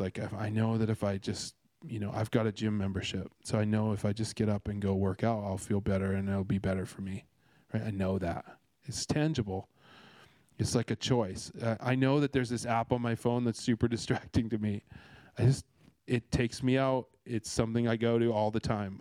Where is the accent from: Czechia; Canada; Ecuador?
Canada; now in Australia; I'm Canadian